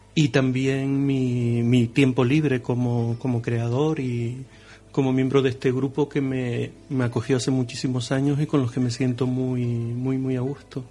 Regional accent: Los Llanos de Aridane, Canary Islands, Spain; mi pueblo, de los Llanos

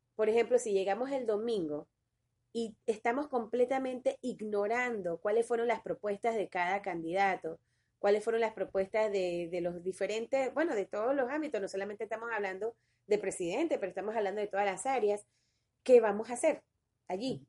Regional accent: Panama; nosotros ahora como panameños, como ciudadanos de este país

